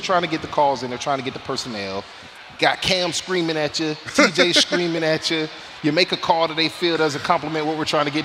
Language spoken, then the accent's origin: English; Florida, United States; I'm from Florida, guys. That is Florida jargon for fight.